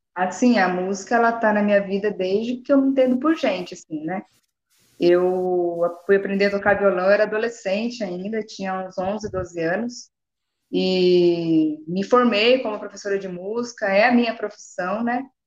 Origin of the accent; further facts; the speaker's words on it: Jundiaí, São Paulo, Brazil; moved away as an adult; now in Paraná, Brazil; Hoje eu estou no Paraná, mas eu sou nascida em São Paulo, sou de São Paulo, estou aqui faz nem um ano. Hoje eu, hoje eu no Paraná, mas eu sou de Jundiaí